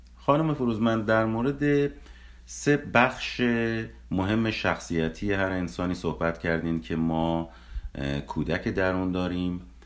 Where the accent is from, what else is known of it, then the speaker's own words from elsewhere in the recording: Iran; now in United States; به ایران سفر کردیم به محله های دوران کودکیمون بریم